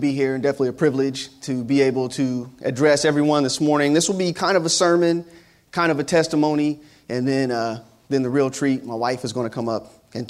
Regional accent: Ohio, United States; my home state, the great state of Ohio

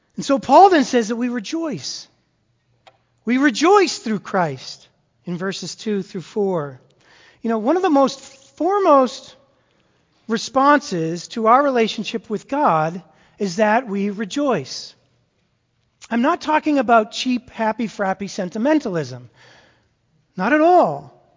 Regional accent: Massachusetts, United States; moved away; I grew up in Massachusetts

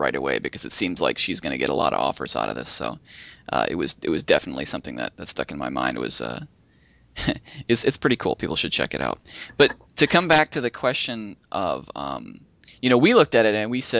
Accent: Minnesota, United States; moved away; I grew up in Minnesota

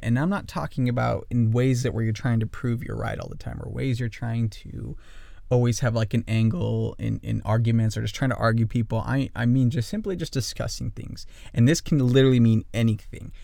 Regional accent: northern Idaho, United States; also born or lived in Kailua-Kona, Hawaii; I grew up in northern Idaho

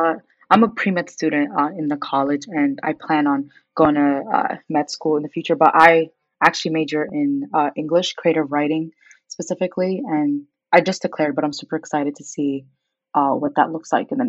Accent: New York City, New York, United States; also born or lived in Khartoum, Sudan; I was born in Khartoum, Sudan. I was with the majority of my family then, but then me and my parents won the green card lottery, so we ended up moving to Brooklyn, New York, and that was around 2002

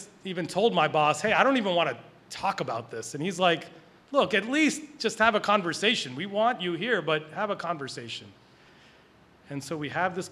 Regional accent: Philadelphia, Pennsylvania, United States; also born or lived in Boston; I'm a Philly guy

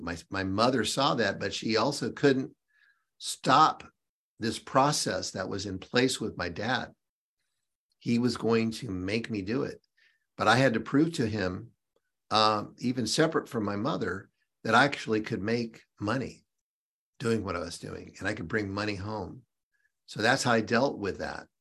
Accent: Seattle, Washington, United States; now in North Carolina, United States; born and raised in Seattle

